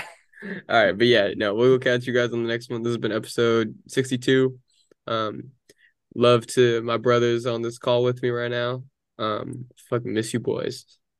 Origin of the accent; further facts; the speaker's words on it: Daly City, California, United States; I'm from Daly City. I got the 415 area code.